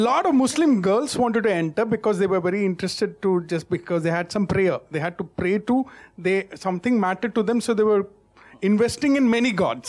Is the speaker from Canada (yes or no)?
no; South India, India; I'm from the South